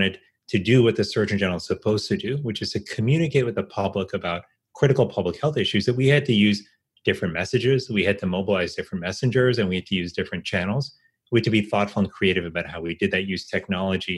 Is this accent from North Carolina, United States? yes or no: no; Miami, Florida, United States; now in Washington, D.C., United States; I grew up here in Miami, Florida, and my parents and my sister still